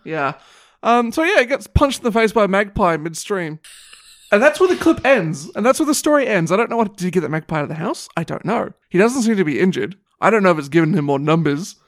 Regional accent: Australia; I'm Australian

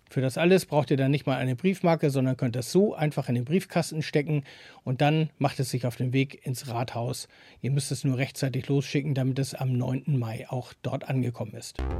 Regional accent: Neumünster, Schleswig-Holstein, Germany; das Leben bei uns in Neumünster

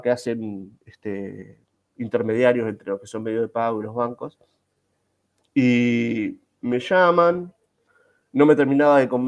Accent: Buenos Aires, Argentina; born there; sí, soy argentino, nací en la capital federal, nací en la capital federal, este, en el año 79

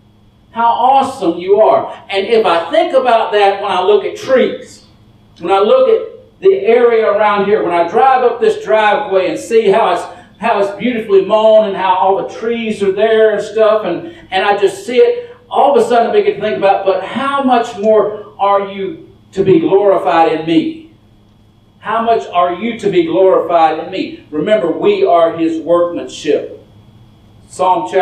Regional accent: Dallas, Texas, United States; I'm from Dallas

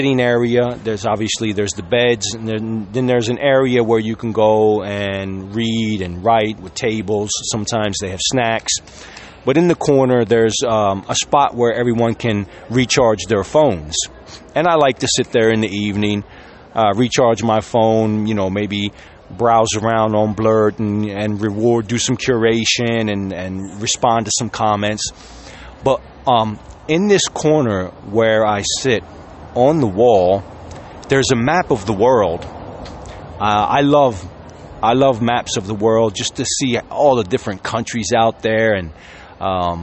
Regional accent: Sicily, Italy; I was from Sicily

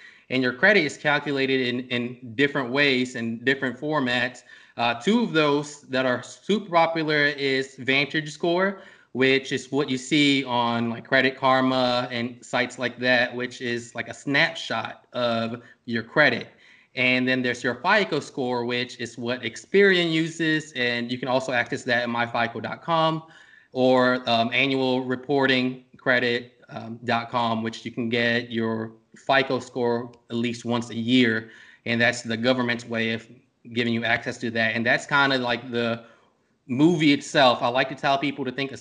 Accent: Norfolk, Virginia, United States; I'm from Norfolk, Virginia. I grew up from around here.

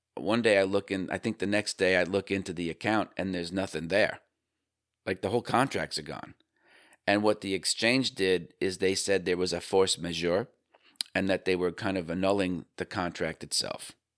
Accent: Northeast, United States; I grew up in the Northeast.

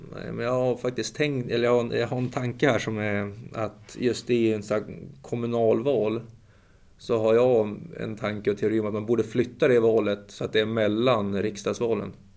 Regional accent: Umeå, Västerbotten County, Sweden; jag är ju från Umeå, det är en rätt trevlig stad faktiskt.

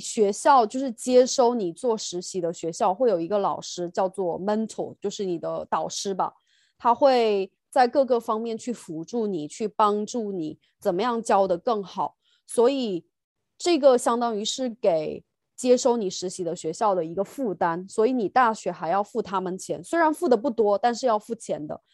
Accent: China; moved away as an adult; now in United Kingdom; 就像我们中国人，然 后在英国教

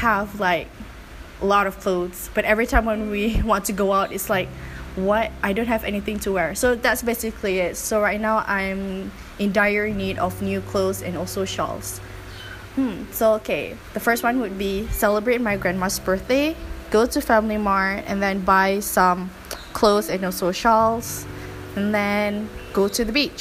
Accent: Malacca, Malaysia; moved away; I reached Malacca, which is my hometown

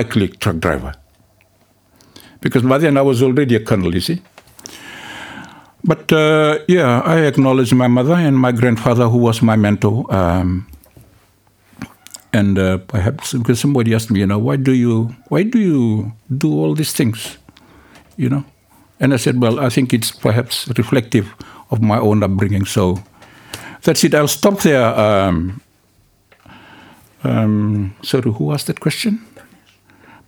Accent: Fiji; also born or lived in Delasui; I was raised in Nabunsole, so even though I'm from Delasui, I was raised in Nabunsole

